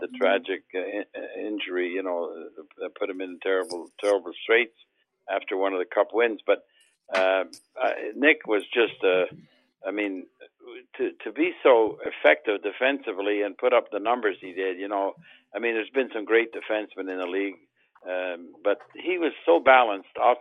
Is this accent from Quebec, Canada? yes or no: yes; Montreal, Quebec, Canada; I grew up in Montreal with Doug Harvey